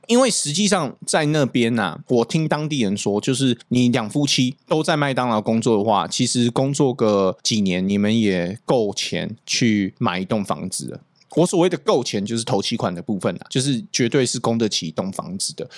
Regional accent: Taiwan; also born or lived in North America; 我们的视台湾人

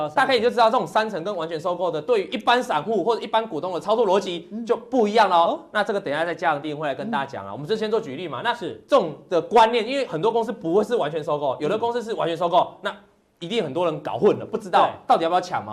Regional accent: Taiwan; 我们生于台湾这个地点

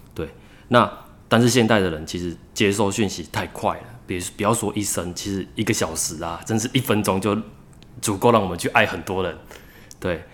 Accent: Tamsui, New Taipei, Taiwan; 我是一个淡水人，然后我是一个编剧，从事创作大概已经有十年了

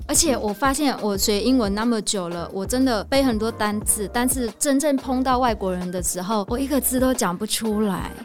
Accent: Vietnam; Chinese is a second language; moved away as an adult; now in Taiwan; 我从小到大就是在越南长大，然后我出国的第一个地方来到的是台湾，所以我那时候来到台湾的时候也是第一次搭飞机

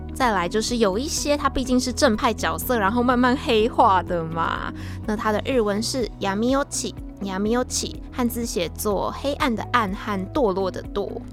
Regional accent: Taiwan; 我们台湾人

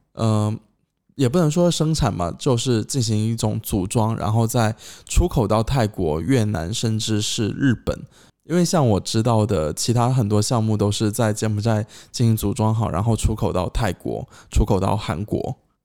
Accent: China; now in Cambodia; 他们说：“诶，你是中国人哦。”我说：“对啊。”

